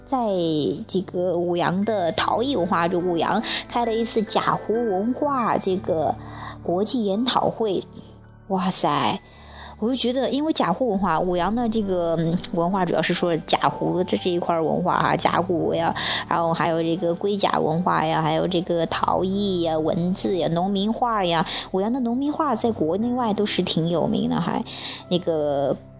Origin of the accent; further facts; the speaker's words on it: Wuyang, Henan, China; moved away as an adult; 我的家乡武阳